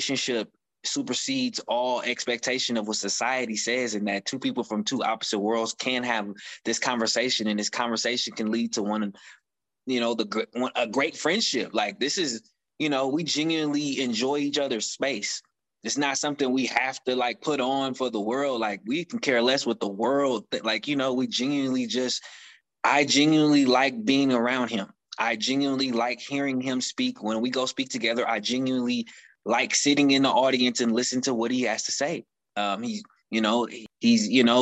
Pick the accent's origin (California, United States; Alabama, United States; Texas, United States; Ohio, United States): California, United States; Oakland; I grew up in Oakland, California